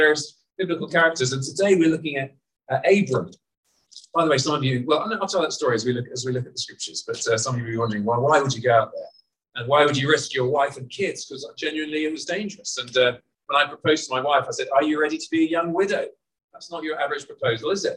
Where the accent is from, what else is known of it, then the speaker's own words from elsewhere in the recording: United Kingdom; moved away as an adult; also born or lived in Burundi; I'm Burundian as well as being British